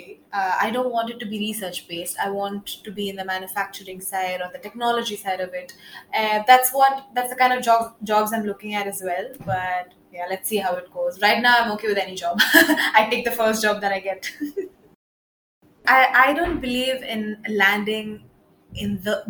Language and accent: English; India; also born or lived in Edinburgh, United Kingdom; I'm from India, so I moved back home last month